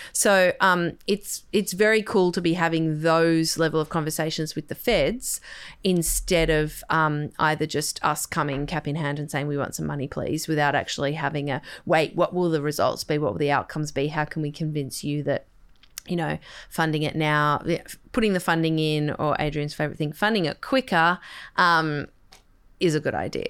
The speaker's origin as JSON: {"language": "English", "town": "Sydney", "region": "New South Wales", "country": "Australia", "tie": "born or raised there", "said": "I grew up on the North Shore"}